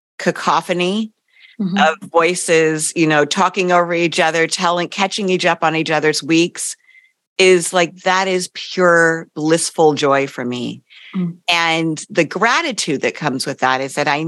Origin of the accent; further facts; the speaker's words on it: East Coast, United States; I grew up on the East Coast